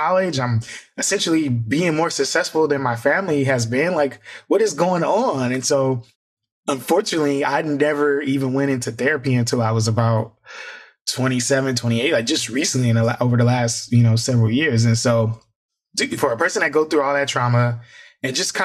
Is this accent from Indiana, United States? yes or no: yes; Fort Wayne, Indiana, United States; moved away; I'm from Indiana originally.